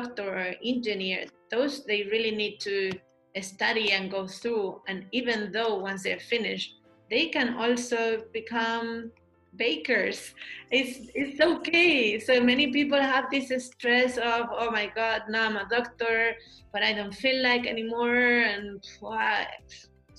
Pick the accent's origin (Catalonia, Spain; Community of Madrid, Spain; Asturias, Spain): Community of Madrid, Spain; Madrid; moved away as an adult; also born or lived in London / Beijing; now in Germany; I come from Madrid from a little neighborhood.